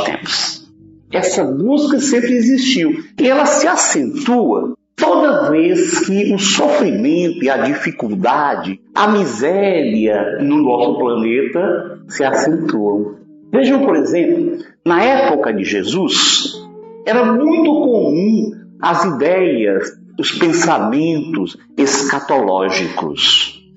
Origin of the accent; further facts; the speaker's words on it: Fortaleza, Ceará, Brazil; de Fortaleza, da cidade onde nasci e onde moro